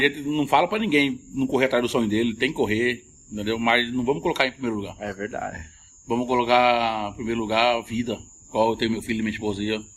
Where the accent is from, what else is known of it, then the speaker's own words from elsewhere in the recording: Cuiabá, Mato Grosso, Brazil; accent: Cuiabano; fala o cuiabano como é pra ser, é, fala como eu falo, autenticamente